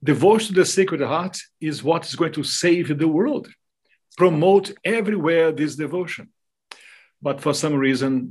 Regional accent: Brazil; first language Portuguese; English is a second language; moved away as an adult; also born or lived in Australia / New Zealand / Canada / France; now in United States; I am Brazilian by birth. I lived in Brazil until my 25th anniversary, and then I moved over overseas

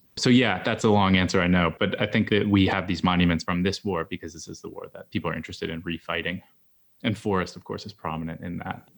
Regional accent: Gettysburg, Pennsylvania, United States; growing up in Gettysburg

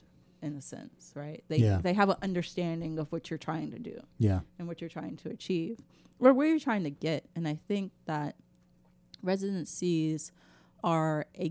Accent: Memphis, Tennessee, United States; I'm from South Memphis

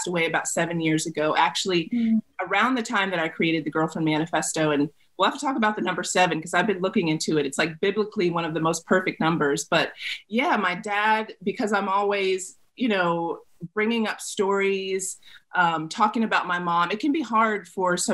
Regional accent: the South, United States; I grew up in the South.

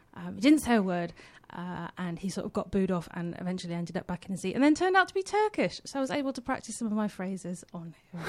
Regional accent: West Country, South West England, United Kingdom; also born or lived in Australia; I'm from the West Country.

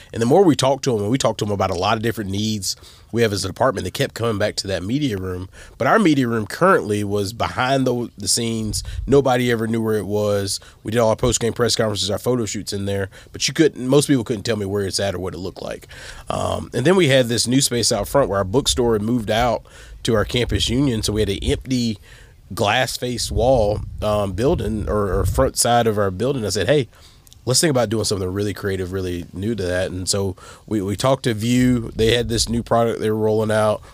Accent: the South, United States; moved away as an adult; also born or lived in Texas; now in Toledo, United States; growing up in the South

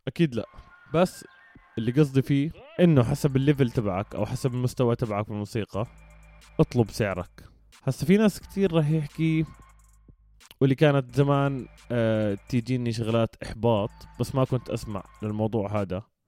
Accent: Jordan; في موسيقيين عندنا بالأردن

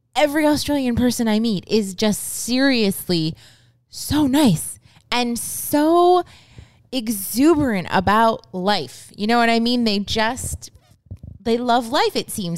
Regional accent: United States; moved away; also born or lived in Japan; we're American

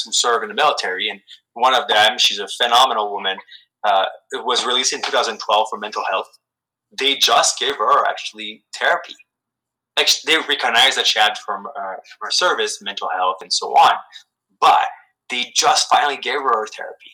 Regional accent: Canada; I'm extremely proud of being Canadian

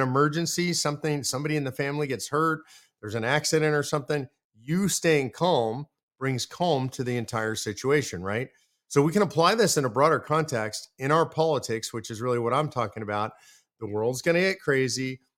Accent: California, United States; we're moving it from California, my old home state, to the great state of Texas.

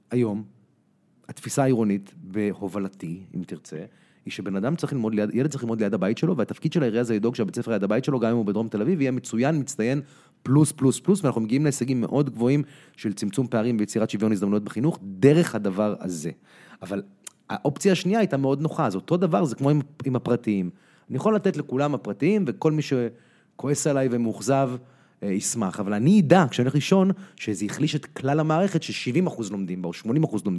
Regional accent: United States; אני גדלתי בארצות הברית, למדתי בבית ספר אמריקאי, בפאבליק סקול היו איתי ילדים אה, יהודים, נוצרים, מוסלמים, שחורים, לבנים, הכל

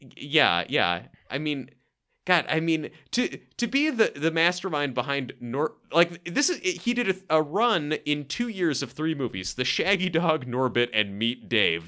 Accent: Portland, Oregon, United States; I am from Portland, Oregon

